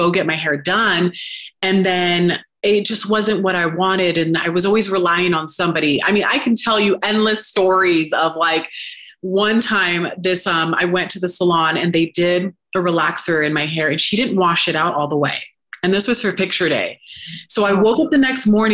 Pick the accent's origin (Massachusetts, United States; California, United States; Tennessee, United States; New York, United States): California, United States; Sacramento; moved away as an adult; also born or lived in Los Angeles, California; now in Southern Utah, United States; I'm from Sacramento. So then I moved out to LA to pursue acting and modeling.